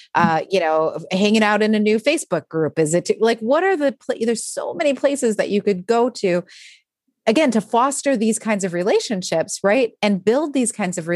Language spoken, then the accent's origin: English; Midwest, United States; I'm from the Midwest